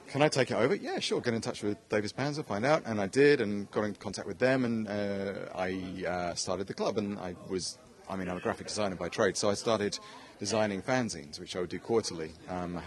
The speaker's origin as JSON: {"language": "English", "region": "England", "country": "United Kingdom", "said": "I came all the way from England"}